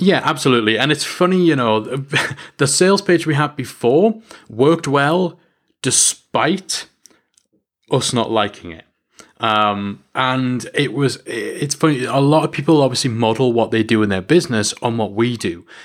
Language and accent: English; North East England, United Kingdom; I'm English and I'm from the northeast of England